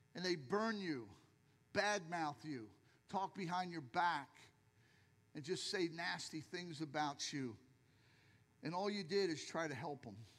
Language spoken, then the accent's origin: English; Philadelphia, Pennsylvania, United States; now in Lehigh Acres, United States; I'm from Philadelphia